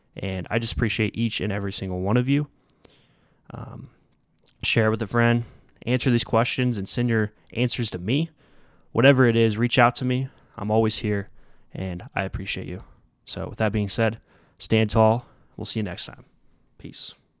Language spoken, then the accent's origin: English; Midwest, United States; also born or lived in Derby, Kansas; I'm coming from the Midwest